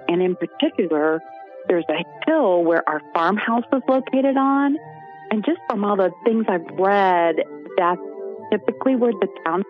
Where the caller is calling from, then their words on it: Western North Carolina, United States; I am calling from the Blue Ridge Mountains here in Western North Carolina.